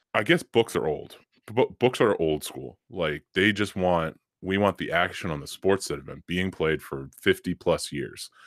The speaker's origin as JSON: {"language": "English", "town": "Boston", "region": "Massachusetts", "country": "United States", "said": "we are from Boston"}